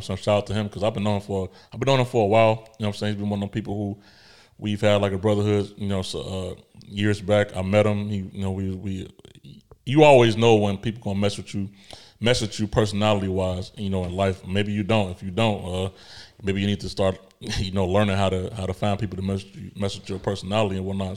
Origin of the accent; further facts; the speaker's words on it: Chicago, Illinois, United States; moved away; I'm a kid from Chicago